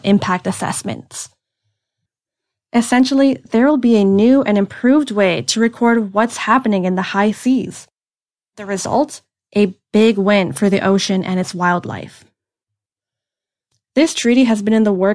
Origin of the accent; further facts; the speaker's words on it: Miami, Florida, United States; I'm from Miami, Florida, and I grew up near the ocean